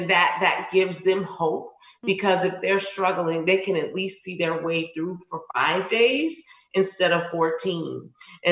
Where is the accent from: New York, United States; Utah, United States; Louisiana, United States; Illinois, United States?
Louisiana, United States; New Orleans; I'm from New Orleans.